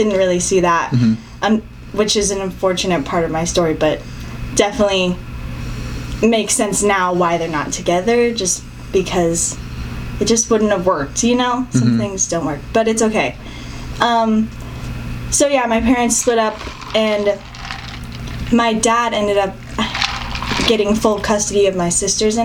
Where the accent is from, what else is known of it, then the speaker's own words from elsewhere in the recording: Tempe, Arizona, United States; I was born and raised in Arizona, Tempe